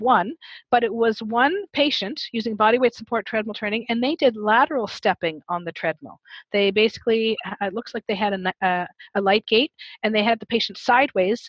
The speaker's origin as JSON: {"language": "English", "country": "Canada", "said": "I'm Canadian"}